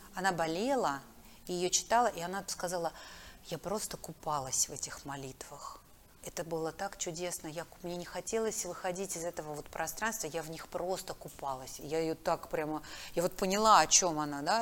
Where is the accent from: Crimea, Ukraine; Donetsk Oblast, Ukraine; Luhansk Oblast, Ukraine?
Donetsk Oblast, Ukraine; Makiivka; moved away; Я же выросла в Макеевке, в Донецке.